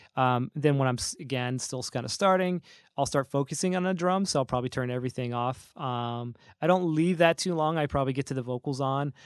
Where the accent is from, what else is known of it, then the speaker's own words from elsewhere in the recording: North Carolina, United States; moved away; I'm originally from States down in, uh, North Carolina